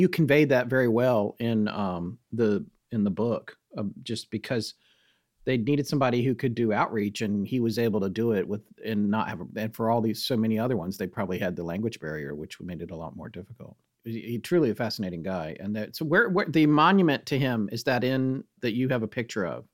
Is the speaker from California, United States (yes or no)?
no; North Carolina, United States; moved away as an adult; also born or lived in New York / Bucks County, Pennsylvania; my wife and I used to live in New York, and we had a place in Bucks County, Pennsylvania, but we're from North Carolina